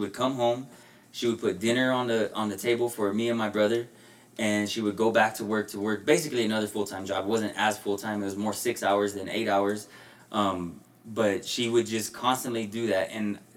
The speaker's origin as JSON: {"language": "English", "town": "Denver", "region": "Colorado", "country": "United States", "tie": "born or raised there", "said": "I was raised on the Federal Corridor"}